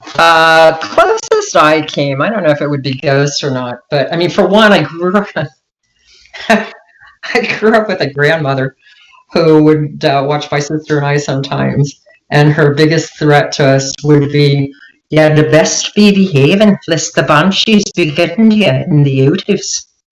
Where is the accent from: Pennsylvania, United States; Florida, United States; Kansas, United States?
Florida, United States; Miami; I grew up in Miami.